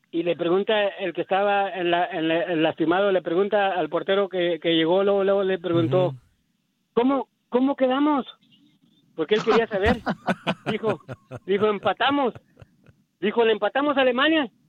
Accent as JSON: {"language": "Spanish", "country": "Mexico", "moved": "yes", "lives_now": "Houston, United States", "said": "porque yo soy mexicano, pero me encuentro también con los latinos."}